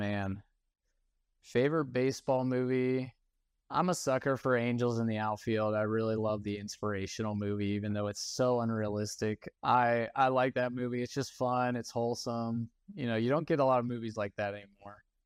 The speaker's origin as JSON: {"language": "English", "area": "East Cobb", "region": "Georgia", "country": "United States", "tie": "born or raised there", "said": "growing up in East Cobb"}